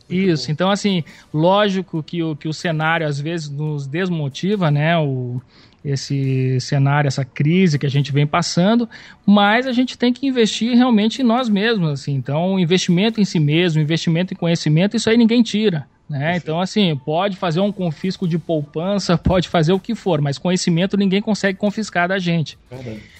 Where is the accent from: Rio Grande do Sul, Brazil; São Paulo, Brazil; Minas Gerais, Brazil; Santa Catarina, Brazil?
Rio Grande do Sul, Brazil; eu sou, sou gaúcho